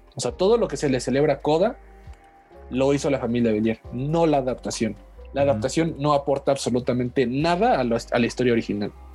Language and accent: Spanish; Mexico; mi país